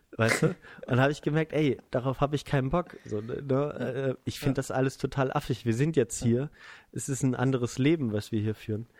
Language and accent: German; Germany; ich bin Deutscher